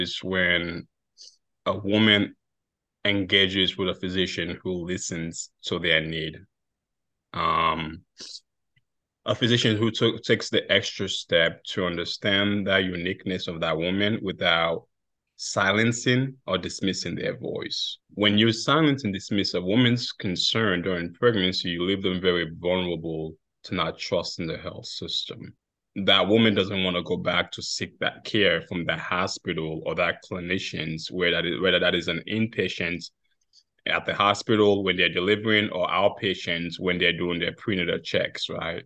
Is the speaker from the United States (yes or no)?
no; Sierra Leone; moved away; my home country, Sierra Leone.